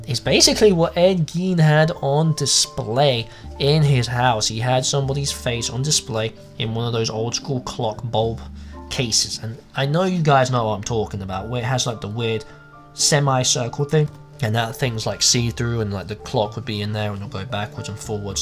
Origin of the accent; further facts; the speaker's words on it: England, United Kingdom; also born or lived in America; now in United States; As you can tell by the accent, I'm English, but I live in America.